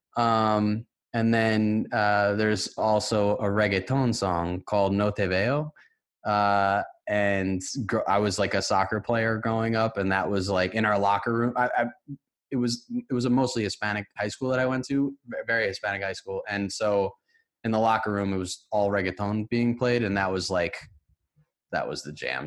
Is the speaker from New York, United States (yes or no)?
yes; White Plains, New York, United States; I'm from White Plains, New York, which is a suburb